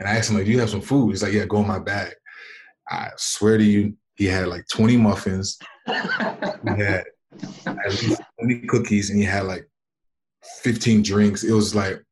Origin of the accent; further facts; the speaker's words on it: United States; moved away as an adult; also born or lived in Germany / France / China / Japan; I was born and raised in America